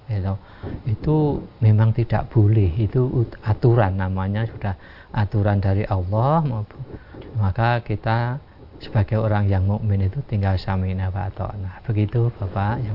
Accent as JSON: {"language": "Indonesian", "region": "Java", "country": "Indonesia", "said": "Jadi perasaan kita orang Jawa itu kadang semacam itu"}